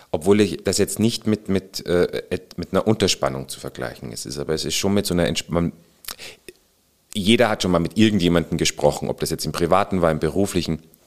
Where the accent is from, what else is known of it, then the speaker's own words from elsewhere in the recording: Salzburg, Austria; moved away as an adult; also born or lived in Bavaria, Germany / Burghausen, Germany; now in Hamburg, Germany; Ich bin zwar in Österreich geboren, im wunderschönen Salzburg, auch da Kindergarten und Schule und mhm. habe aber dann Gymnasium äh, in Bayern verbracht